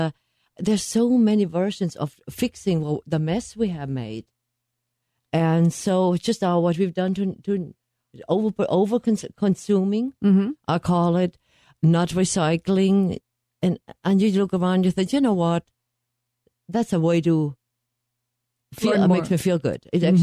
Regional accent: Germany; moved away as an adult; also born or lived in Ennis, Texas / Greenwood, Mississippi / Lawton, Oklahoma; now in Dallas, United States; I was born in Germany, but I married, and I came by marriage to Ennis, Texas, and then to Greenwood, Mississippi, and Lawton, Oklahoma, and now I'm Dallas, Texas.

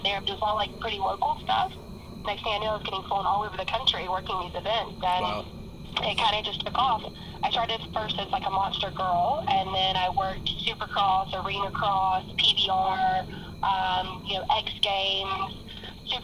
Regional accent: South Carolina, United States; now in Orlando, United States; originally I am from South Carolina

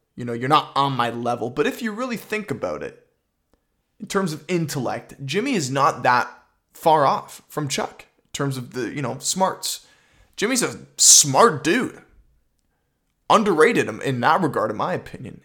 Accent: Canada; I'm Canadian.

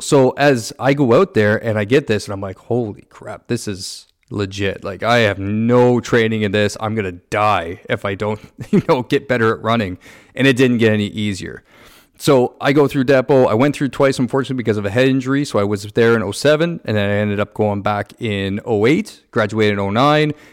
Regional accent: Niagara, Ontario, Canada; I grew up in Niagara

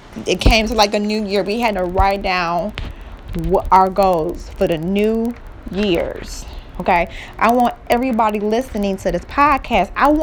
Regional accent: Cleveland, Ohio, United States; I am from Cleveland, Ohio

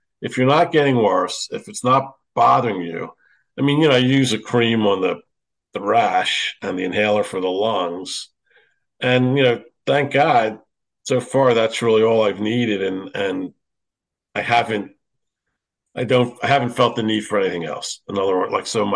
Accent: Philadelphia, Pennsylvania, United States; growing up in Philadelphia, I mean, we played basketball every day

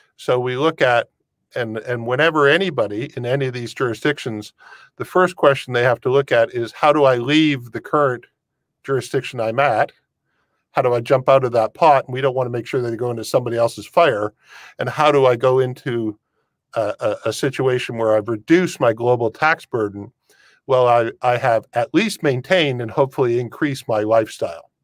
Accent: Windsor, Ontario, Canada; now in Europe; born and raised in Windsor

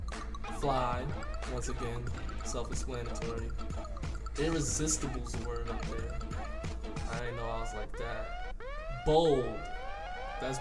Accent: Albany, New York, United States; I'm 21, I'm from Albany, repping that 518

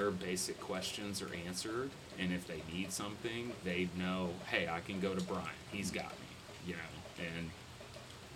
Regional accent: Gatesville, Texas, United States; now in Fort Worth, United States; I grew up in a town called Gatesville. Which is west of Waco.

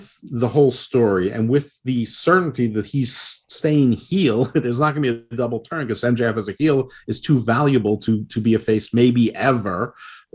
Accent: United States; I'm American

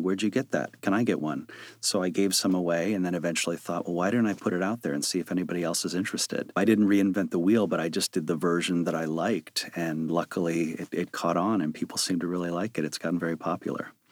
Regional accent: Chicago, Illinois, United States; moved away; I was a kid from Chicago who worked in a video store in high school

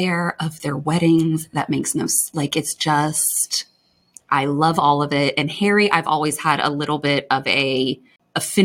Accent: Kuwait; moved away; I'm from Kuwait.

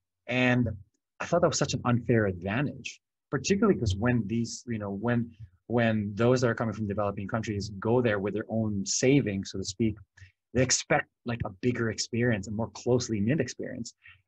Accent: Philippines; English is a second language; the Philippines because I'm Filipino and I grew up there. And I was very lucky to have the opportunities that I have here.

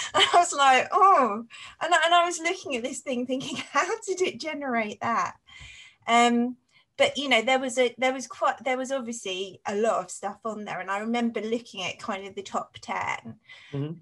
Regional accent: Cambridge, East of England, United Kingdom; also born or lived in Saffron Walden / Stapleford; I was actually born in Cambridge in East Anglia, so it's in the east of England

